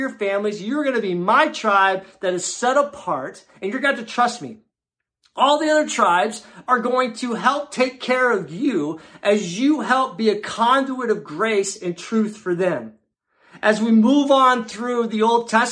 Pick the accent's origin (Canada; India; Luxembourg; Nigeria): Luxembourg; now in Canton, United States; I grew up in Luxembourg in a small little European country.